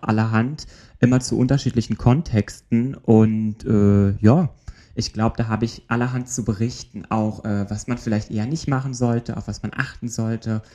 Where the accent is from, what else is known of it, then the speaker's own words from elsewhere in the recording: Germany; ich komme aus Deutschland